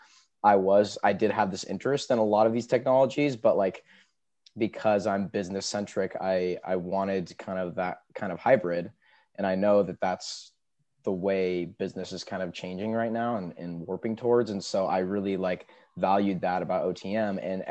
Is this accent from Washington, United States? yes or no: yes; Seattle, Washington, United States; I'm from Seattle, Washington